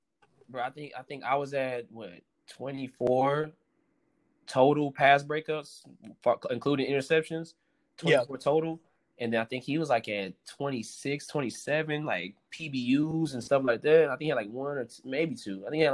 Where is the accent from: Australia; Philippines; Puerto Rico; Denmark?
Philippines; just being Filipino, I'm like, I might as well show this culture off.